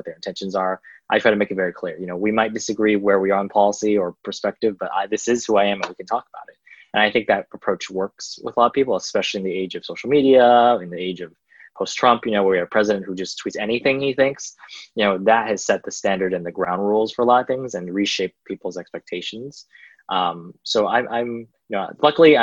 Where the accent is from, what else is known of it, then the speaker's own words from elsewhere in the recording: Milpitas, California, United States; also born or lived in San Jose; I grew up in Milpitas and San Jose